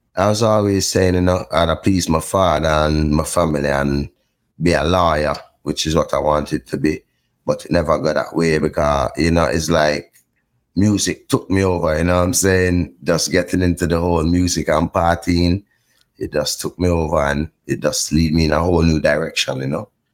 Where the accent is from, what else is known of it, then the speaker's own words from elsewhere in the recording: Port Antonio, Portland, Jamaica; also born or lived in Kingston, Jamaica; I grew up in Port Antonio, Jamaica, and then in Kingston, Jamaica for the older years of my life.